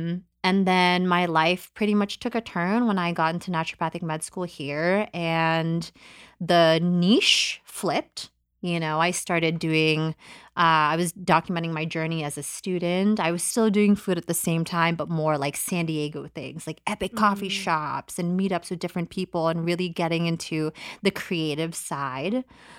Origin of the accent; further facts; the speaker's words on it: Philippines; born there; But basically, in a nutshell, I was born in the Philippines, January 6, 1991.